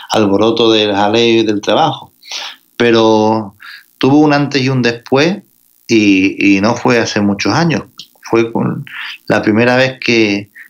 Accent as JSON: {"language": "Spanish", "town": "Rota", "region": "Andalusia", "country": "Spain", "tie": "born or raised there", "also_born_or_lived": "Barcelona", "accent": "Andalusian", "said": "Pues mira, yo nací en Barcelona, en, la época en la que los andaluces emigraban al norte a trabajar. Ya, pero ya después me, crié en el sur de España, en Rota, Cádiz, y llevo toda la vida en, Andalucía."}